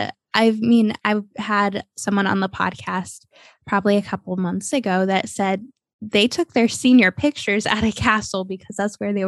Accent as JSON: {"language": "English", "region": "Ohio", "country": "United States", "tie": "born or raised there", "also_born_or_lived": "Texas", "moved": "yes", "lives_now": "Florida, United States", "said": "I grew up in Ohio"}